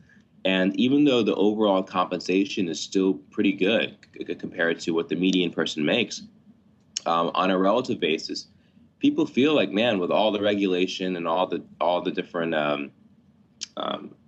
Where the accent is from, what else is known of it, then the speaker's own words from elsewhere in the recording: Atlanta, Georgia, United States; I grew up in Atlanta